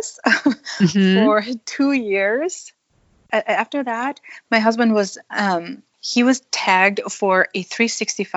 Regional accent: Thailand; now in Spokane, United States; I'm part Thai. I grew up in Thailand

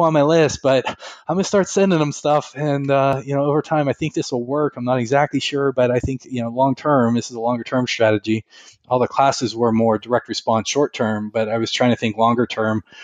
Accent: Western Pennsylvania, United States; moved away as an adult; now in Northeast Ohio, United States; I grew up in Western Pennsylvania, and here I am in Northeast Ohio

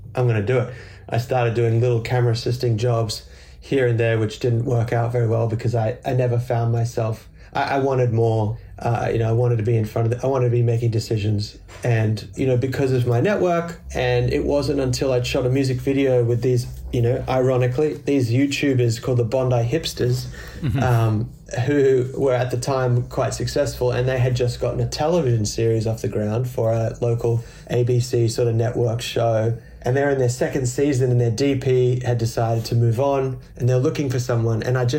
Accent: Indonesia; also born or lived in Australia; I was born in Australia. My father worked in public relations and he started a small arm of his company in Indonesia. I moved to Indonesia.

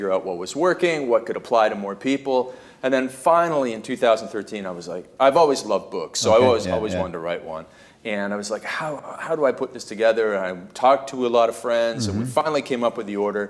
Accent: Canada; when I was growing up in Canada, we play ice hockey

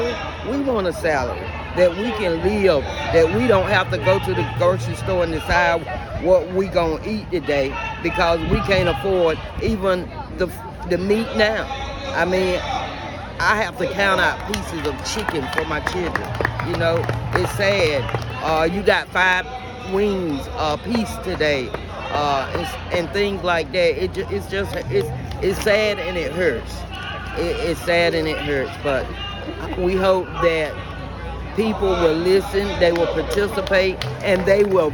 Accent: Goldsboro, North Carolina, United States; I'm from Goldsboro, North Carolina

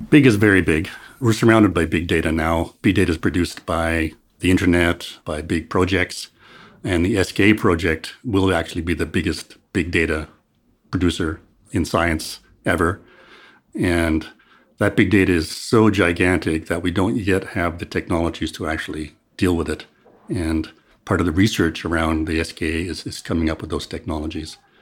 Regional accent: Canada; moved away as an adult; now in South Africa; I'm originally from Canada, but I came to South Africa in twenty fourteen

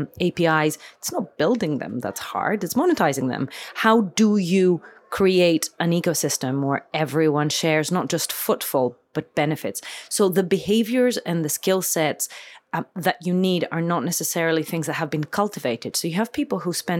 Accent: Athens, Attica, Greece; I was born and raised in Athens

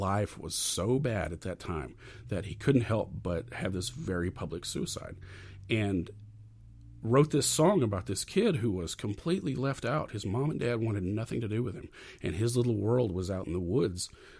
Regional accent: McKinney, Texas, United States; I grew up outside of McKinney, Texas, which was no more than maybe 20, 30 minutes away.

